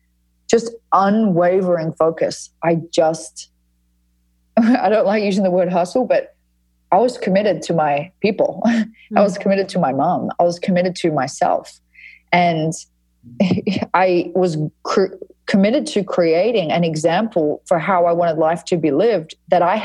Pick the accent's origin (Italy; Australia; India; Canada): Australia; Fremantle, Western Australia; I grew up in Frio, which is like at Fremantle, which is an area of Western Australia that is pretty hippie